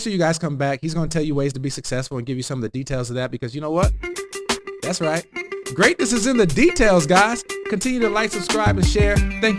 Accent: South Bend, Indiana, United States; I'm from South Bend. I support my hometown.

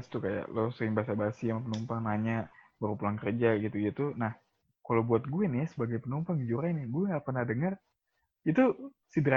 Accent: Jakarta, Indonesia; Gue sebagai orang Jakarta

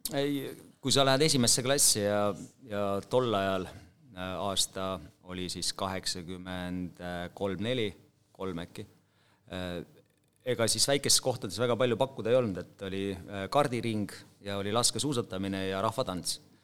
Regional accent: Holsta, Võru County, Estonia; moved away; also born or lived in Otepää; ma olen Võrumaalt Vastseliina vallast, Holsta külast

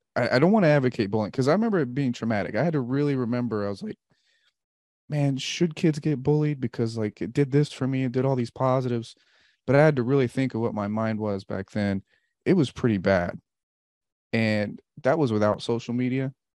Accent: Bay Area, California, United States; also born or lived in Wichita, Kansas; And I grew up in the Bay Area after the Wichita, so I know Oakland really well

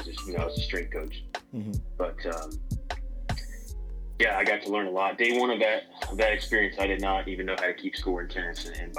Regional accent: Marietta, Georgia, United States; I'm born and raised in Marietta, Georgia. Grew up around where Rapid is, and I grew up playing baseball

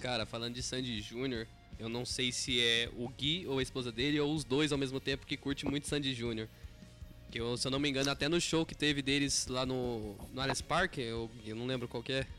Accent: Taubaté, São Paulo, Brazil; a gente é aqui de Taubaté, São Paulo, interior

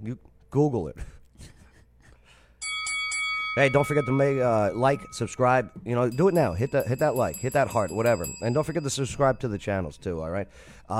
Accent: Texas, United States; I was outside watching as I did growing up in Texas.

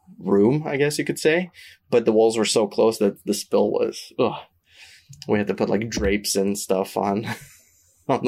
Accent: Canada; we're Canadian

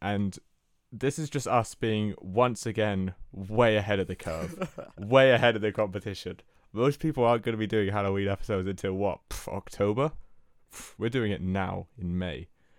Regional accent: England, United Kingdom; I'm English, so...

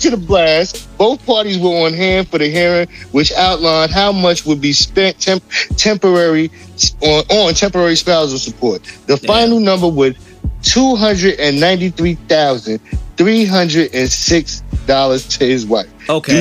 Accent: New York City, New York, United States; I'm from Linden

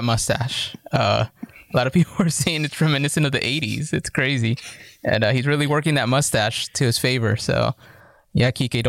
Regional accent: San Diego, California, United States; I'm from San Diego and I'm still hurt and all that.

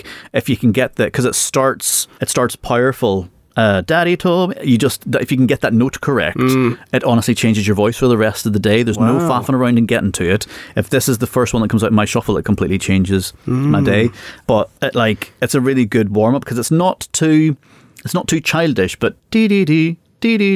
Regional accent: Northern Ireland, United Kingdom; being Northern Irish

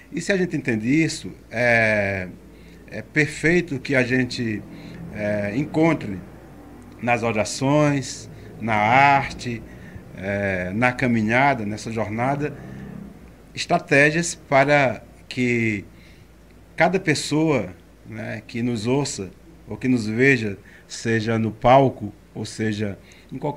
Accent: Arcoverde, Pernambuco, Brazil; born there; Eu nasci em Arco Verde, numa

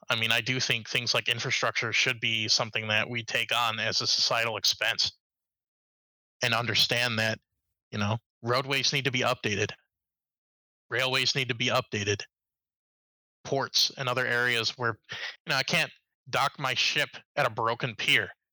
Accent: Chicago, Illinois, United States; moved away; I specifically am from the Chicago uh, metro area, so I grew up uh, right by uh, United Center

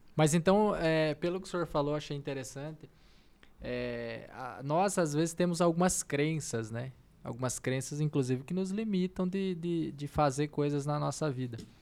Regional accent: Brazil; nós, brasileiros

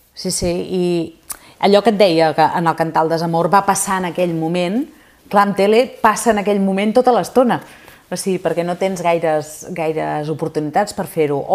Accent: Sabadell, Catalonia, Spain; la Copla és de Sabadell, jo sóc de Sabadell

